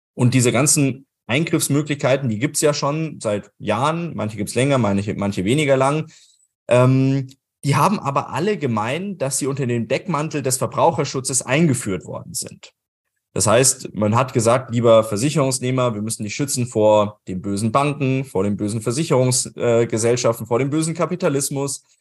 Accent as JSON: {"language": "German", "country": "Germany", "said": "wir das in Deutschland oder in Österreich gemacht haben"}